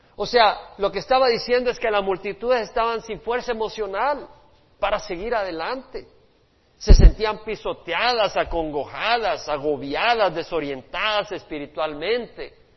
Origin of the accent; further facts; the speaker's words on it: El Salvador; Mi país, El Salvador, donde yo nací